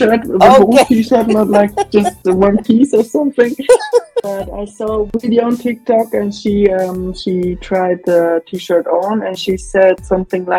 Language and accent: English; Graubünden, Switzerland; English is a second language; it's Graubünden called. It's near Italy.